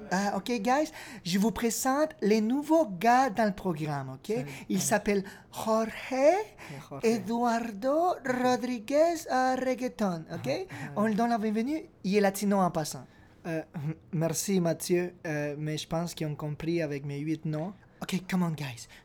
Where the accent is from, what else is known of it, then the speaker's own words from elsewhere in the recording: Peru; je, viens pas du Mexique. Euh, je viens du Pérou, en Amérique du Sud.